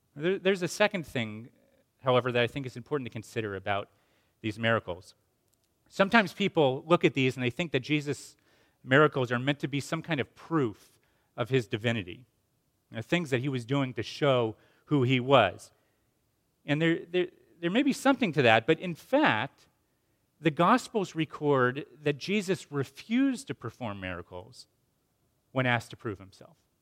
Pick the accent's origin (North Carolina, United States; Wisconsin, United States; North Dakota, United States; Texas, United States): North Carolina, United States; Asheville; my hometown of Asheville, North Carolina